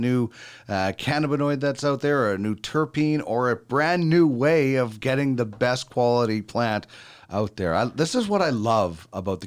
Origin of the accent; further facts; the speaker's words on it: Manitoba, Canada; I grew up in Manitoba and you had to wear so many layers of clothing